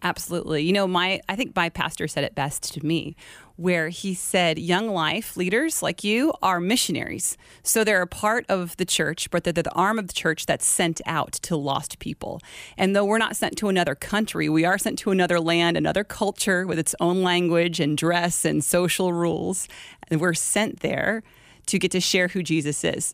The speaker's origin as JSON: {"language": "English", "town": "Glendale", "region": "Arizona", "country": "United States", "tie": "born or raised there", "said": "Born and raised Glendale, Arizona."}